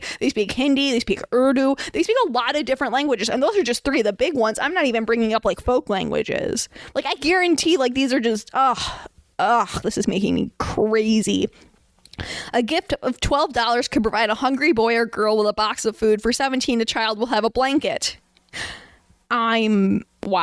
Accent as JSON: {"language": "English", "country": "United States", "said": "we're American"}